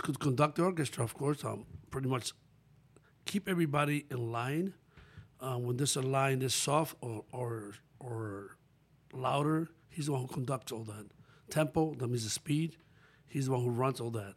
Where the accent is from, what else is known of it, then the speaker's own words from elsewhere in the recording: Pepillo Salcedo, Monte Cristi, Dominican Republic; moved away; also born or lived in New York; I was born in Dominican Republic